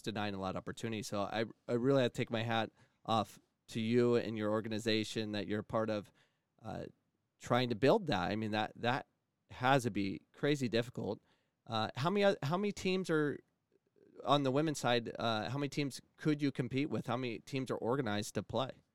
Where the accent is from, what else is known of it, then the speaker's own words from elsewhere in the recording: Phoenix, Arizona, United States; I'm from born and raised in Phoenix, Arizona